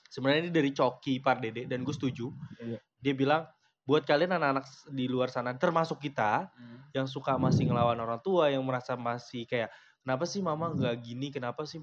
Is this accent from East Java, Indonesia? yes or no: no; Jakarta, Indonesia; Kenapa gue mau, gue Betawi ya?